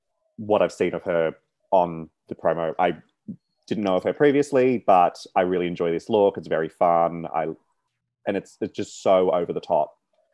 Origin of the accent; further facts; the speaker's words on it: Newcastle, New South Wales, Australia; That's my hometown.